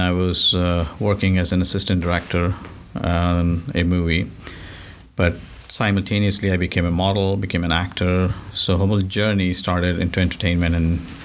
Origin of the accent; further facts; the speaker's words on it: Mumbai, Maharashtra, India; moved away; Originally, I'm from India, Bombay. It, now it's called Mumbai. So I grew up over there